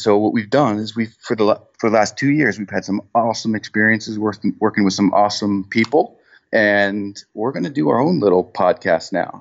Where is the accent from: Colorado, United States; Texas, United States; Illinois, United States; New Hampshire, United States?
New Hampshire, United States; now in West Palm Beach, United States; I'm from New Hampshire